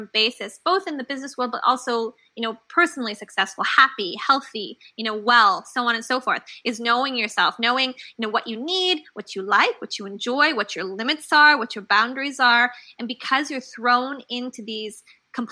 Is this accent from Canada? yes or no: yes; Canada; also born or lived in Guadalajara, Mexico / London / India; now in New York, United States; I'm originally from Canada. And of course, now I live in New York.